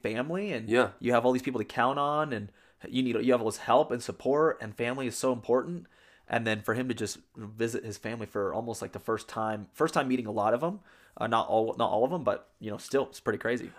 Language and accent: English; San Antonio, Texas, United States; I'm from San Antonio, Texas